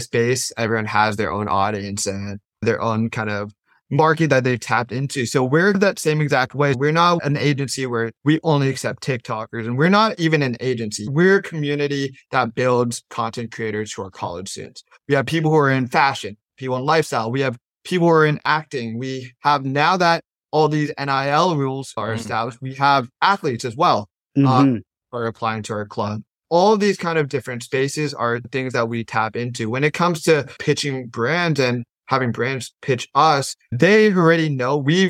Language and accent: English; Silicon Valley, California, United States; I'm a kid from Silicon Valley